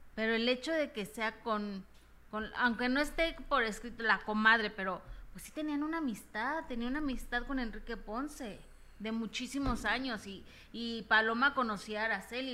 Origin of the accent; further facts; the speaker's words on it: Mexico; como mexicanos